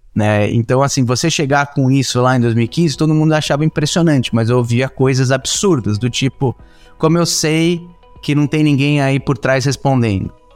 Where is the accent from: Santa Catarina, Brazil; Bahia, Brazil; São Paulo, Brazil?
São Paulo, Brazil; eu sou nascido em São Paulo